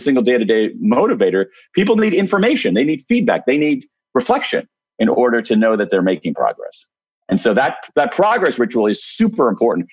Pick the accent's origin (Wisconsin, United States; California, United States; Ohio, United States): Ohio, United States; I'm from Ohio, so I say, holy smokes.